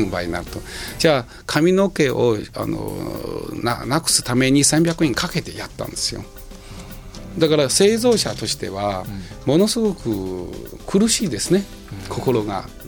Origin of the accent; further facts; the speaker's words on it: China; Japanese is a second language; moved away as an adult; now in Japan; 自分はもう中国人ですから